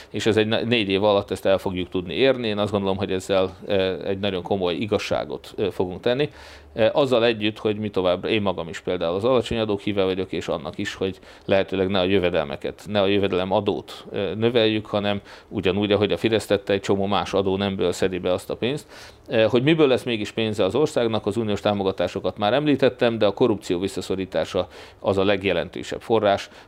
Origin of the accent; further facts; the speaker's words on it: Hungary; de én annyira magyar vagyok